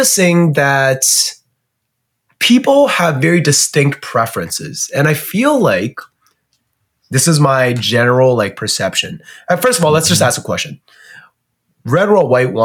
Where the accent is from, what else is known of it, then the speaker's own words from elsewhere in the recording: China; now in Canada; growing up in China